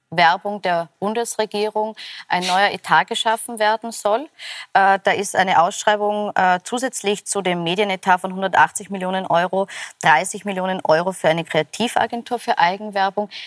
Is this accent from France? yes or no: no; Austria; Und wir als Österreicher sagen, na, wir schauen mal und lassen vielleicht die Lifte offen?